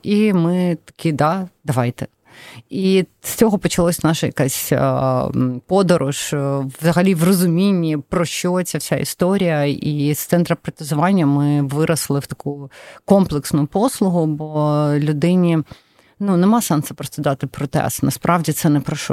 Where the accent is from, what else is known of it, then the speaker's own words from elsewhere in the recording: Donetsk, Donetsk Oblast, Ukraine; first language Russian; Ukrainian is a second language; moved away; Я народилася в Донецьку. Я була російськомовна все життя.